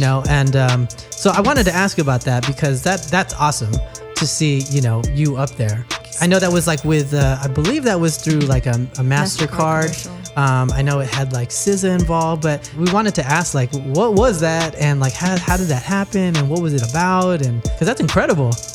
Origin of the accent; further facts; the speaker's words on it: Newark, California, United States; I'm from Newark.